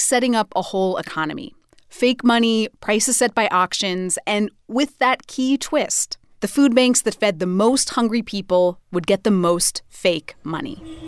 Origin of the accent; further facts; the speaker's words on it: Idaho, United States; Idaho, my home state